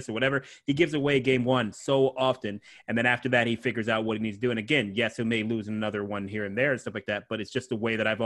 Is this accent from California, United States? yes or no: no; Ohio, United States; moved away; I'm from Ohio, so I'm 6 months younger than LeBron